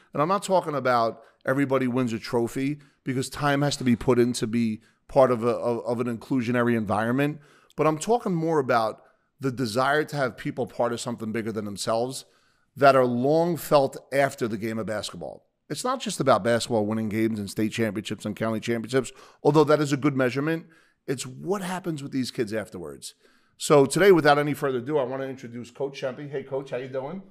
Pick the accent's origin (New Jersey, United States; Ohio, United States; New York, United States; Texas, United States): New Jersey, United States; Bayonne; I'll call it the Jersey Shore area 'cause I grew up in Bayonne